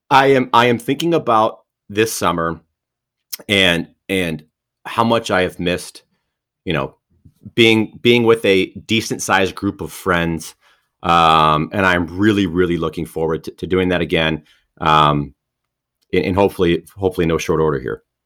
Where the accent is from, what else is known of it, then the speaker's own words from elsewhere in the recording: Detroit, Michigan, United States; I'm from Detroit